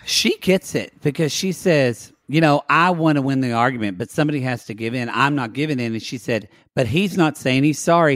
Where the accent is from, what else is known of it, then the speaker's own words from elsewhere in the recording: United States; I have American pride